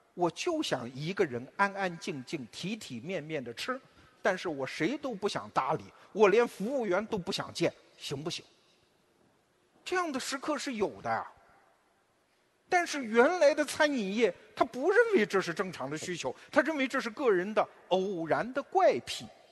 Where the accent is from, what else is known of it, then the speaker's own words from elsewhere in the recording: China; 我们中国人